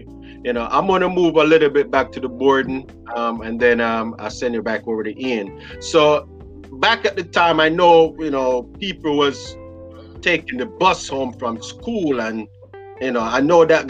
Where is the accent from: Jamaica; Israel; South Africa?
Jamaica; Montego Bay, Saint James; I'm from Montego Bay